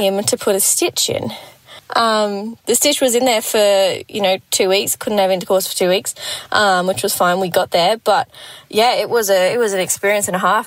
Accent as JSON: {"language": "English", "town": "Gold Coast", "region": "Queensland", "country": "Australia", "said": "I'm from the Gold Coast"}